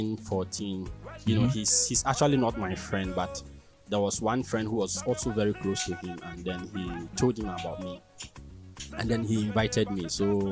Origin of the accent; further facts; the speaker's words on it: Tumu, Upper West, Ghana; Yeah, I'm from Tumu.